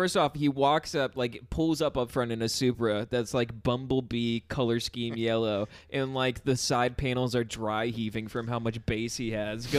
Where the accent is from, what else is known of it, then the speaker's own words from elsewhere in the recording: Phoenix, Arizona, United States; I'm from here, man.